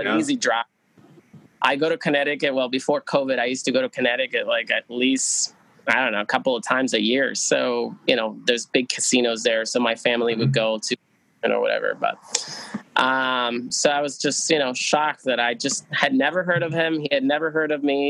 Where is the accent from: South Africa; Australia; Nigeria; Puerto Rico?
Puerto Rico; Aguadilla; now in New Hampshire, United States; where are you from? I was like, Aguadilla